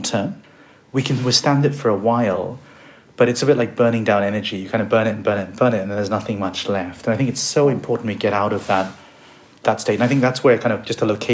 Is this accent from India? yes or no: yes; India; I was born in India